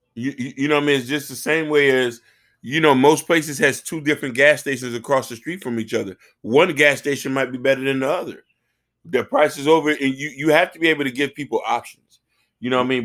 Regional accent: United States; I'm from America

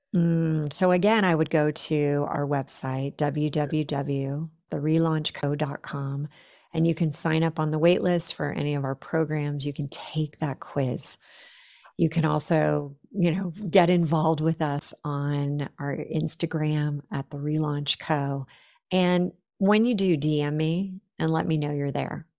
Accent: Silicon Valley, California, United States; I grew up in the Silicon Valley

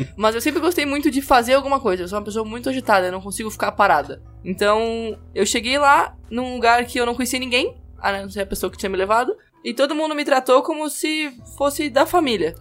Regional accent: Porto Alegre, Rio Grande do Sul, Brazil; moved away; eu não sou daqui, né? Eu sou do Rio Grande do Sul, moro, sou de Porto Alegre

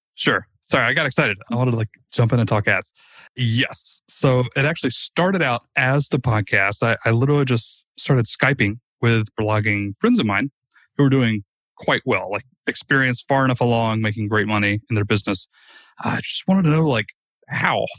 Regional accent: Rome, Georgia, United States; a very, very small startup here in my hometown of Rome, Georgia

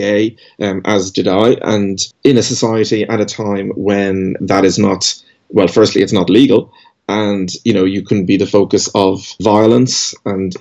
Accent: Dublin, Leinster, Ireland; I grew up in Dublin

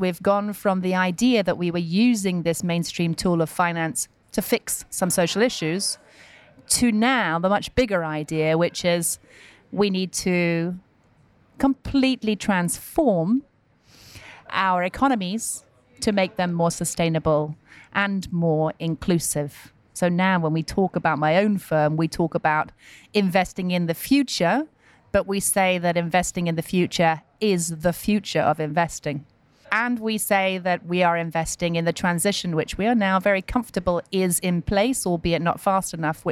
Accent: United Kingdom; as a Brit

